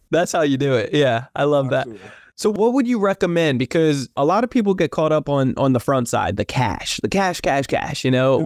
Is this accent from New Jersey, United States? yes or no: yes; New Jersey, United States; I grew up in New Jersey, South Jersey